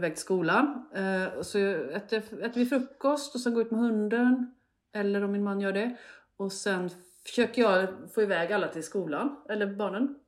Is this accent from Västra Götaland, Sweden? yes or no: yes; Hällsjunga, Västra Götaland, Sweden; en by som heter Hållsjunga. Fint som ligger ungefär mittemellan Borås och Falkenberg.